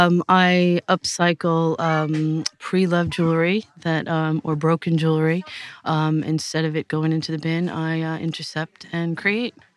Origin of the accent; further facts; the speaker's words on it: United States; moved away as an adult; also born or lived in Clonagowan, Ireland; now in Portarlington, Ireland; I'm from the States originally, and uh, with um, Irish parents